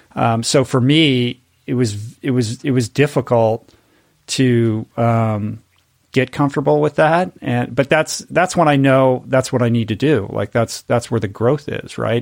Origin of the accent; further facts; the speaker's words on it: Washington, District of Columbia, United States; now in Malibu, United States; I grew up in Washington, D C, in an inside the Beltway family